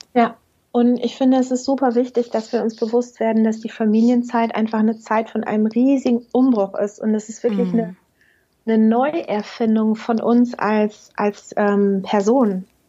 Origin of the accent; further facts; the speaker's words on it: Germany; also born or lived in Münster area; bei uns in Deutschland